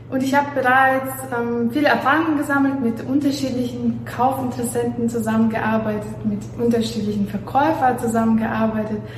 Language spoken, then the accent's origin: German; Belarus; German is a second language; moved away as an adult; also born or lived in Warsaw, Poland; now in Germany; was ich äh, noch sagen möchte, dass ich aus Weißrussland herkomme. Also ich bin in Weißrussland aufgewachsen, dann habe ich äh, Bachelor und Master in Warschau gemacht